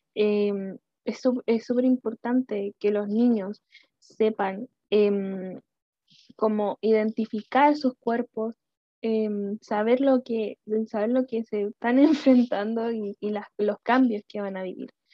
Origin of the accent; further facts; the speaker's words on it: Chile; soy de Chile